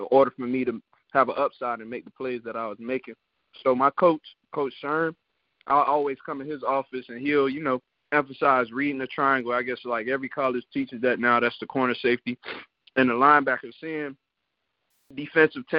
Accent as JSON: {"language": "English", "region": "Florida", "country": "United States", "said": "I'm from Florida"}